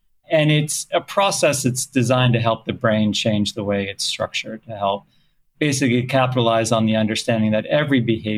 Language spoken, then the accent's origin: English; Canada; also born or lived in South Africa; now in United States; I was actually born elsewhere. I was born in South Africa, grew up in Canada, lived in many countries.